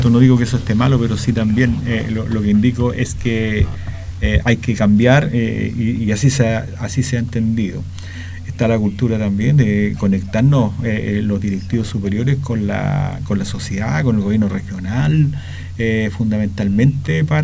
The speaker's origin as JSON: {"language": "Spanish", "town": "Talca", "region": "Maule", "country": "Chile", "tie": "born or raised there", "said": "yo vengo de Talca, ya soy oriundo de Talca."}